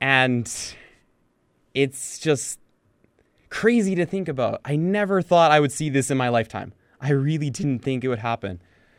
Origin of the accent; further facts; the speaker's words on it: Canada; my mom was born in Finland, my dad was born in Chile, and I was born in Canada. So those are kind of my three countries, is Chile, Finland, Canada.